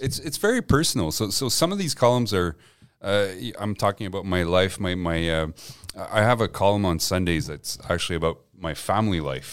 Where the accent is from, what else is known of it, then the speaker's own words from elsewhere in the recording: Montreal, Quebec, Canada; English is a second language; also born or lived in Gaspé / Westmount; I grew up on the West Island